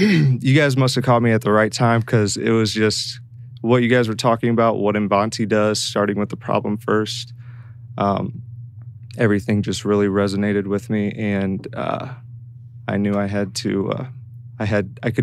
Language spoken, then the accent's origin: English; Mishawaka, Indiana, United States; also born or lived in Bloomington, Indiana; I'm from Mishawaka, which is actually right next to South Bend, directly east. And I grew up there